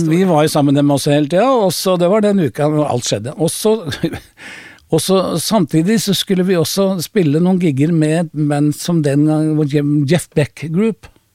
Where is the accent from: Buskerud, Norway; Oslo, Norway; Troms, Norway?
Oslo, Norway; Jeg er oppvokst med Carl Berner.